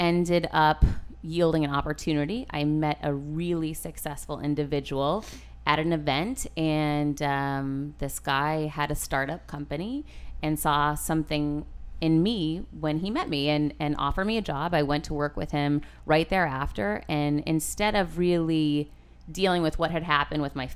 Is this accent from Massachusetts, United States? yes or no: yes; Worcester, Massachusetts, United States; moved away as an adult; now in Miami, United States; I'm originally from Worcester, Massachusetts. Grew up in the hood